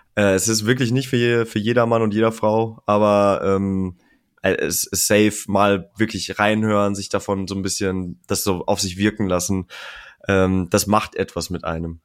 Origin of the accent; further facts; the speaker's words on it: North Rhine-Westphalia, Germany; now in Hanover, Germany; Ich komme vom Niederrhein, NRW